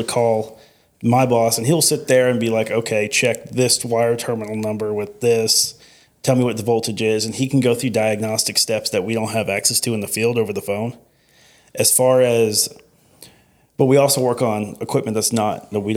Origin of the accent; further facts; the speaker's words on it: Houston, Texas, United States; I'm from Houston, Texas